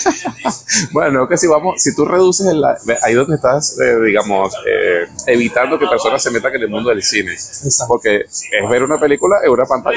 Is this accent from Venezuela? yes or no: yes; Venezuela; moved away; also born or lived in Panama; como en mi país, el béisbol